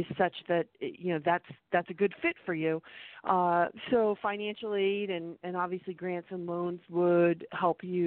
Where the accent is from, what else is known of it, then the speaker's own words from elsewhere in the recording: Middlebury, Vermont, United States; moved away; also born or lived in Orono, Maine; I grew up in Middlebury, so I'm a small town Vermont